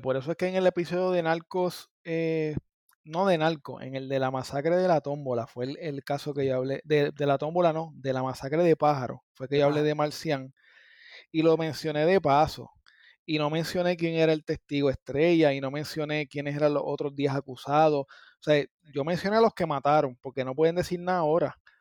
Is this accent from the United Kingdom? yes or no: no; Gurabo, Puerto Rico; also born or lived in Las Piedras, Puerto Rico; yo soy de Gurabo, pero en mi área yo digo San Lorenzo, Gurabo, Cagua, eh, Las Piedras